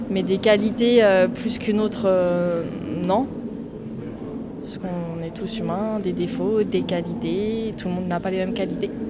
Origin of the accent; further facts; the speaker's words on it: France; parce que déjà, je suis blanche, je suis française, donc j'ai toutes les caractéristiques pour, pas, pour être favorisée.